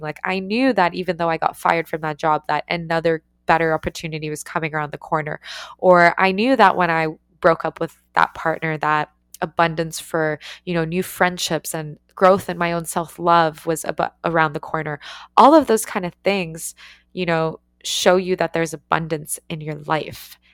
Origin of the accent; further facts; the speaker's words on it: Canada; also born or lived in Ukraine; I moved to Canada when I was five and we were growing up